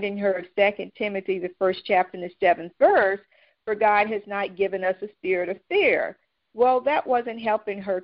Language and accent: English; North Carolina, United States; moved away as an adult; now in South Florida, United States; I am a transplant from North Carolina.